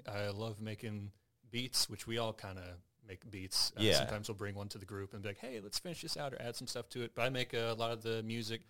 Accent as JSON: {"language": "English", "town": "Independence", "region": "Missouri", "country": "United States", "tie": "born or raised there", "said": "born and raised Independence, Missouri"}